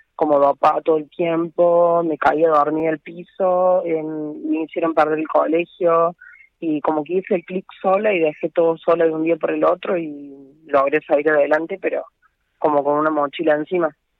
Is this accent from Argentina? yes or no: yes; Córdoba, Argentina; De eh, Córdoba Capital